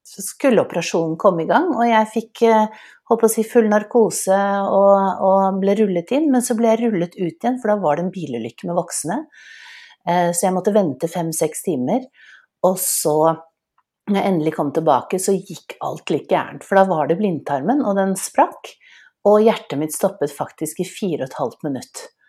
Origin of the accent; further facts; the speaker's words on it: Oslo, Norway; jeg vokste jo opp i et hjemme på Smestad